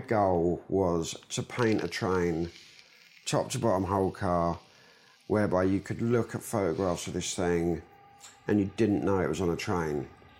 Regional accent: London, United Kingdom; I am from London. I was born in St Thomas's Hospital in Southwark.

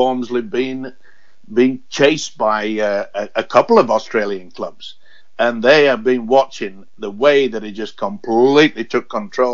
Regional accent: Yorkshire and the Humber, United Kingdom; I was born and bred in Yorkshire

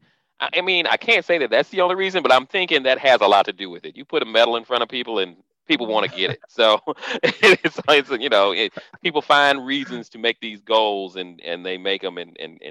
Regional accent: Orlando, Florida, United States; moved away; I'm originally from Orlando, Florida.

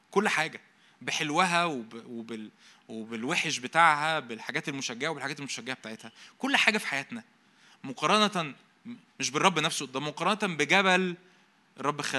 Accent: Egypt; وأنا مصري أنا مش راجع من المصيف أو حاجة

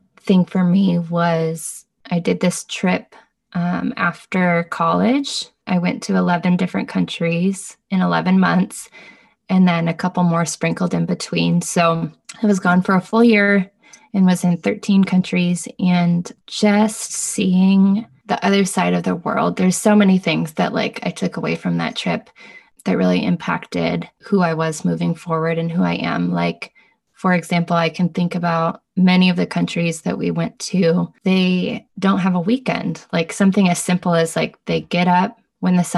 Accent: United States; also born or lived in Bay Area; now in Los Angeles, United States; as an American, as like a white person coming

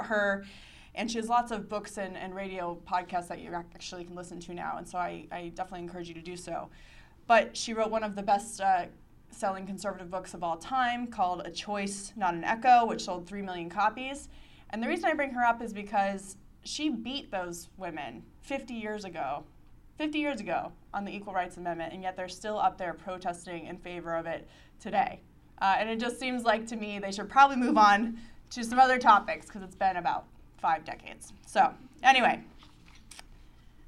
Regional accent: Arizona, United States; I'm from Arizona

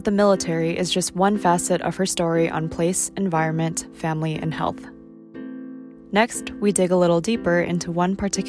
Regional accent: St. Louis, Missouri, United States; St. Louis, Missouri, my hometown.

